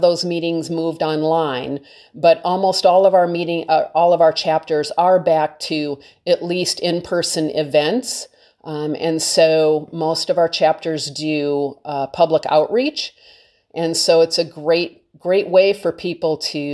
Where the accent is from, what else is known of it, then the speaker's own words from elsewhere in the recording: Detroit, Michigan, United States; also born or lived in California; now in Maine, United States; I grew up in Detroit